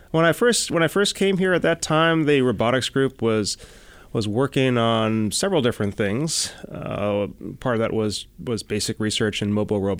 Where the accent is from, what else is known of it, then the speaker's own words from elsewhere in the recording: Chicago, Illinois, United States; also born or lived in Boston; Yeah, so I grew up. You know, I grew up in Chicago. I went to school in Boston.